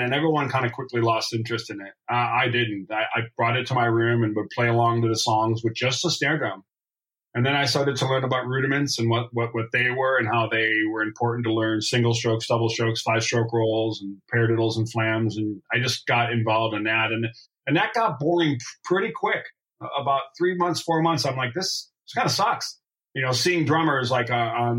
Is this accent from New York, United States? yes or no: yes; Buffalo, New York, United States; I was born in Buffalo, New York